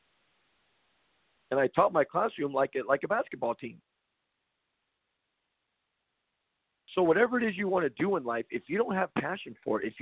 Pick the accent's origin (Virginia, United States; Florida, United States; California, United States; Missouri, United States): California, United States; I grew up in California